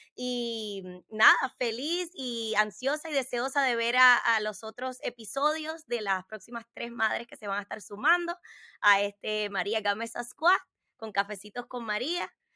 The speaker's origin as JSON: {"language": "Spanish", "country": "Puerto Rico", "tie": "born or raised there", "moved": "yes", "lives_now": "United States", "said": "crecí en Puerto Rico y me sentía igual cubana que puertorriqueña"}